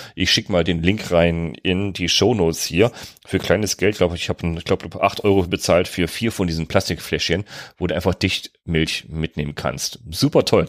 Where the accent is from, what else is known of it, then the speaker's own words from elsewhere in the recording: North Rhine-Westphalia, Germany; Ich komme aus NRW